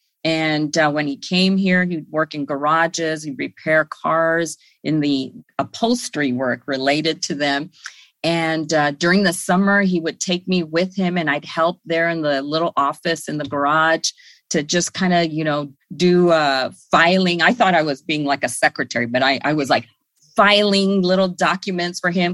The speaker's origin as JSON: {"language": "English", "town": "Los Angeles", "region": "California", "country": "United States", "tie": "born or raised there", "said": "I grew up on Northeast LA, which is in the Lincoln Heights, Highland Park area"}